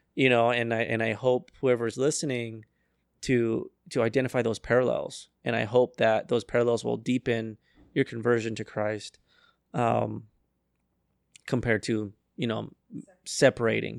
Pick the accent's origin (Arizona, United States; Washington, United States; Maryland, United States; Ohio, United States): Arizona, United States; I was raised in Arizona